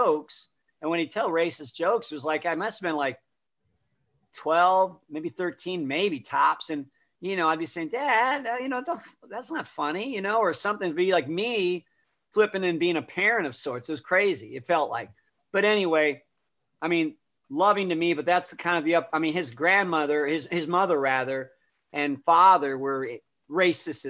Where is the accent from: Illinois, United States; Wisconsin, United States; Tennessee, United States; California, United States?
Illinois, United States; Chicago; moved away; also born or lived in Columbia, Missouri; I was raised in the Chicago area as a kid to start with. I was born in Chicago. We moved out to the suburbs